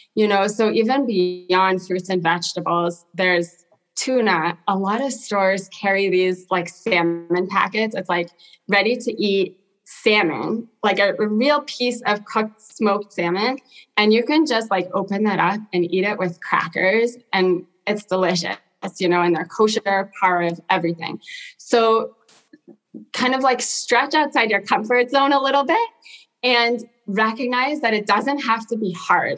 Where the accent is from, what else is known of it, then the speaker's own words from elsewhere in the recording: Portland, Oregon, United States; also born or lived in South Africa; I grew up in South Africa for the first part of my life and moved to Portland, Oregon when I was 10